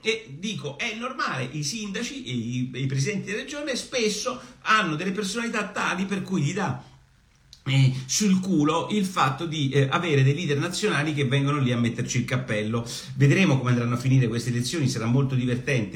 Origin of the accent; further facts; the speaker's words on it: Apulia, Italy; dalle mie parti, da dove sono io, da dove vengo io, no? Da, da, da, dai posti stupendi della, della Puglia